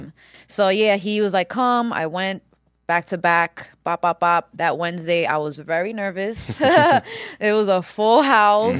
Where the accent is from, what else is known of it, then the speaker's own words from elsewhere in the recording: Yonkers, New York, United States; also born or lived in Washington Heights, New York City; I moved to Yonkers when I was four